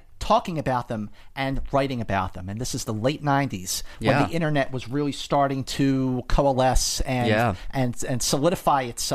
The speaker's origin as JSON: {"language": "English", "town": "Philadelphia", "region": "Pennsylvania", "country": "United States", "tie": "born or raised there", "moved": "as an adult", "lives_now": "Los Angeles, United States", "said": "I grew up in Philadelphia"}